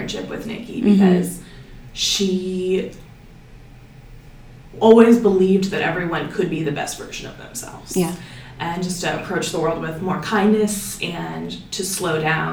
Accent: Solon, Ohio, United States; now in Cleveland, United States; I grew up in Solon, mm-hmm. out in the suburbs, and now I live here in downtown Cleveland

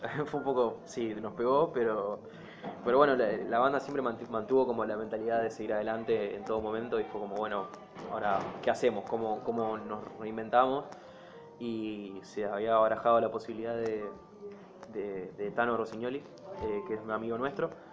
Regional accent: Rosario, Santa Fe, Argentina; nosotros que somos de Rosario

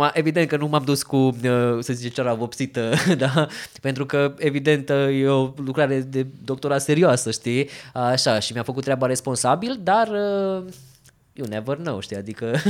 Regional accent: Romania; sunt fotograf din România

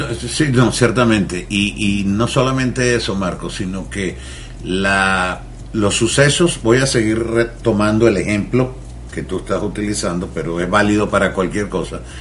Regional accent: Venezuela; moved away; mi acento, porque soy de Venezuela

